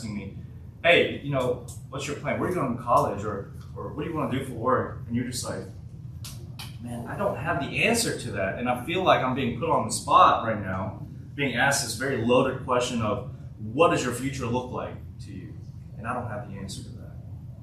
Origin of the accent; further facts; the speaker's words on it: Martin, Tennessee, United States; also born or lived in South Korea; I was born in South Korea. I moved to the United States in 2006 when I was 9 years old to a little place called Martin, Tennessee.